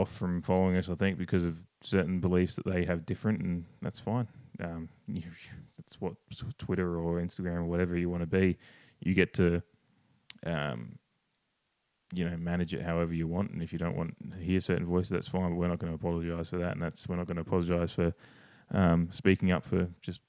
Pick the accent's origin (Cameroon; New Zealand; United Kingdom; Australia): Australia; I'm obviously Australian